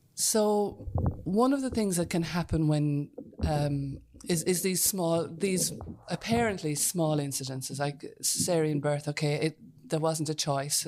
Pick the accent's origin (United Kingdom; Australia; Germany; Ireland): Ireland; near Whitegate, County Cork, Munster; I'm from a header, so just out the road here